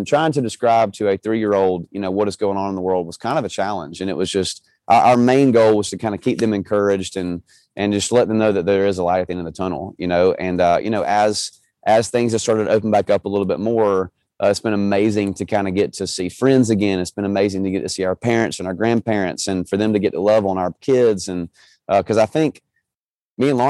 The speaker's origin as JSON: {"language": "English", "region": "Georgia", "country": "United States", "tie": "born or raised there", "said": "I was born in Georgia"}